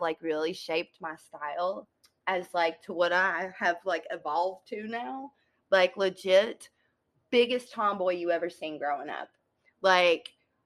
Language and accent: English; Strawberry Plains, Tennessee, United States; now in Chattanooga, United States; I am originally from Knoxville, Tennessee, but mainly a small town that's stuck in between Sevierville and Knoxville called Strawberry Plains